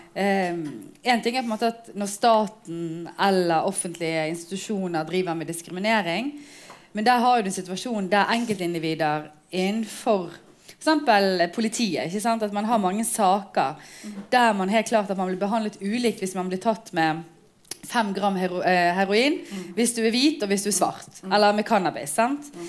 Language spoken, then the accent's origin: Norwegian; Bergen, Vestland, Norway; Jeg er født og oppvokst her i Bergen, men har foreldre eh, som kom til Norge som arbeidsinnvandrere